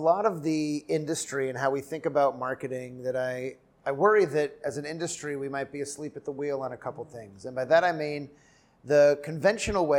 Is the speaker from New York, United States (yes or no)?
no; Southern California, United States; moved away as an adult; also born or lived in Chicago / New Haven; So I grew up in Southern California